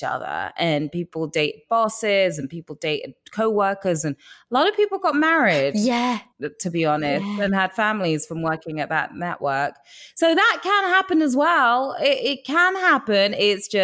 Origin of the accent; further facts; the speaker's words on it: England, United Kingdom; accent: English; moved away; my English accent